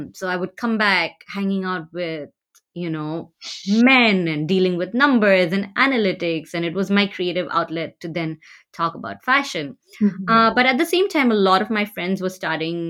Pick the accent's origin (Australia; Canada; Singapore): Singapore; also born or lived in Patna, Bihar, India; now in Bay Area, United States; most of my life, I've lived in Singapore growing up